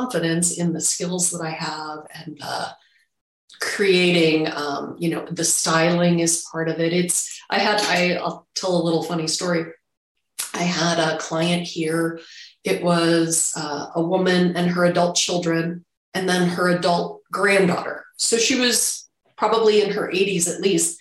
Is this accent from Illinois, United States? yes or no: yes; Chicago suburbs, Illinois, United States; I grew up in the Chicago suburbs